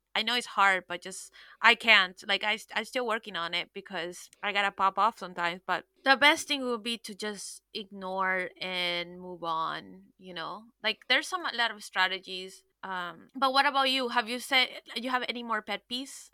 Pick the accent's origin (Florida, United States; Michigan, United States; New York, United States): Florida, United States; Miami; I'm from Miami